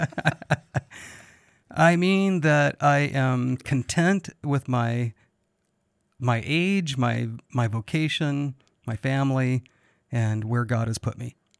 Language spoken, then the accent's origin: English; United States; As an American